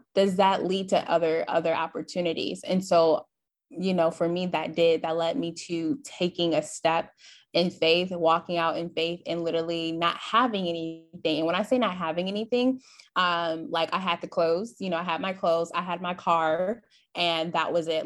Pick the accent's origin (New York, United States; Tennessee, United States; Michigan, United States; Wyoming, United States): Michigan, United States; Flint; moved away as an adult; now in Dallas, United States; I'm originally from Flint, Michigan, moved to Dallas, Texas last year